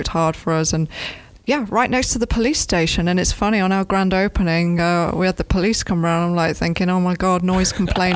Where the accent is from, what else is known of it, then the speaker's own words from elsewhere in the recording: Cropwell Bishop, East Midlands, United Kingdom; moved away as an adult; now in Gainesville, United States; I'm from a little village called Crotwell Bishop. I'm very proud of my Crotwell Bishop heritage.